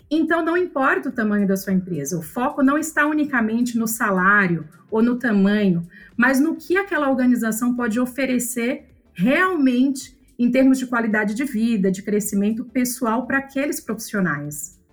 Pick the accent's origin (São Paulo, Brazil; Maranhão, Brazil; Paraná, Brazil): Maranhão, Brazil; São Luís; eu sou nascida em São Luís do Maranhão